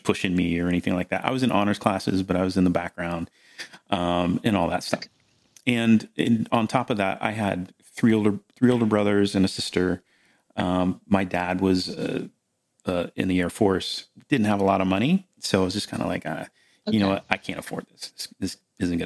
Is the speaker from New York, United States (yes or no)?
no; Melbourne, Florida, United States; I grew up in Melbourne, Florida, here where I am now